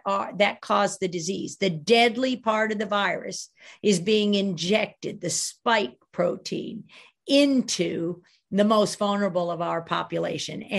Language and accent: English; Sweden; I'm from Sweden